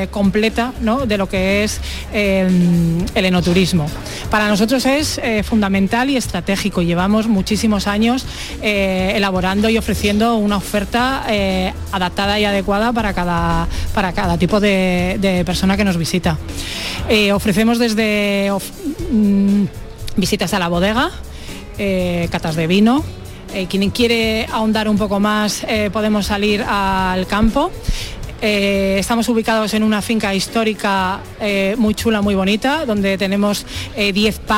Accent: Gumiel de Mercado, Castile and León, Spain; nosotros venimos de Gumiel de Mercado, es un pueblo que está en Burgos, muy cerquita de Aranda de Duero, a unos 12 kilómetros así.

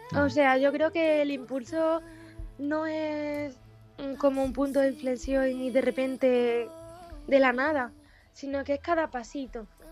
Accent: Pozoblanco, Andalusia, Spain; mi pueblo es la raíz de, de todo, de mi arte, de mi inspiración.

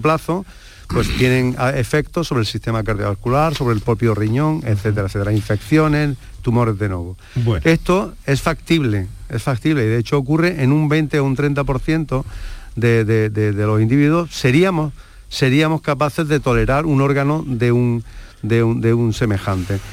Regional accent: Andalusia, Spain; somos andaluces

